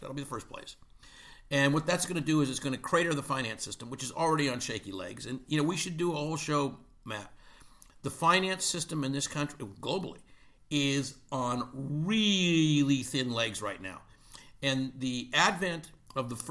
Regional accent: Canada; I'm Canadian

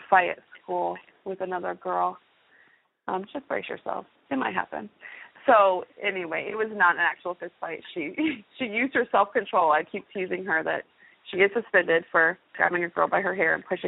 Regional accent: near Fort Huachuca, Arizona, United States; moved away as an adult; also born or lived in Louisiana / Okinawa; now in Fort Knox, United States; In high school, I grew up near Fort Huachuca, Arizona

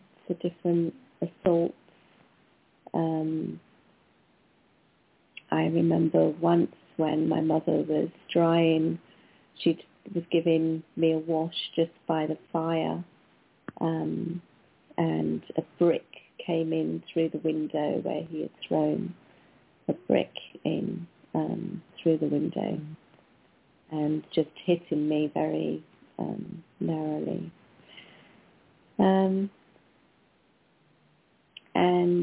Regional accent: Wales, United Kingdom; I was born in Wales, in the UK, part of the UK

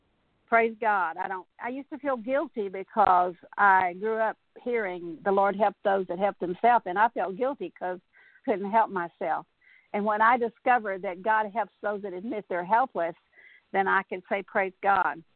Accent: South Texas, United States; I grew up in South Texas

